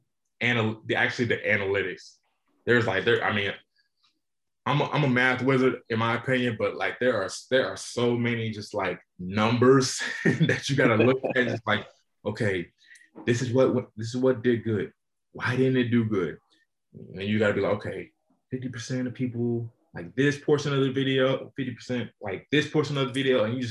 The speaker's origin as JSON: {"language": "English", "town": "Charlotte", "region": "North Carolina", "country": "United States", "said": "I'm from Charlotte, North Carolina."}